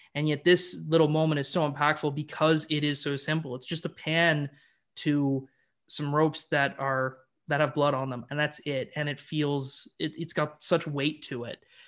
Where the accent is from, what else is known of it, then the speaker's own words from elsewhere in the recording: Canada; I'm a Canadian boy